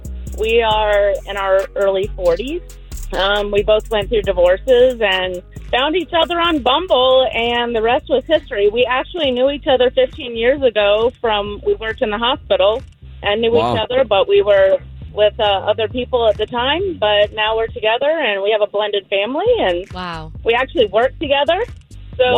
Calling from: Winter Springs, Florida, United States; I'm calling from Winter Springs.

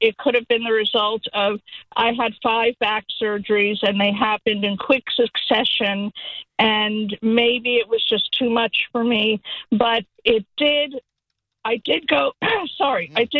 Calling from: Fort Myers, Florida, United States; also born or lived in San Diego, United States; I'm calling from Fort Myers.

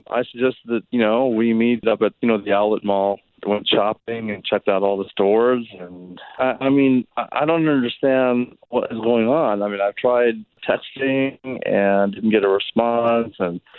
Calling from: Orlando, Florida, United States; I'm in Orlando.

